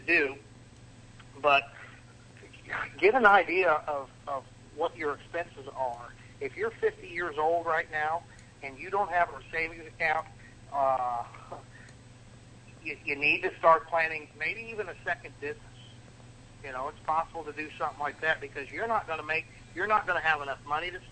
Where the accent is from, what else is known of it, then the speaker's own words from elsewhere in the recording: Midwest, United States; moved away as an adult; now in Florida, United States; I am from the Midwest, but I moved down to Florida in 2009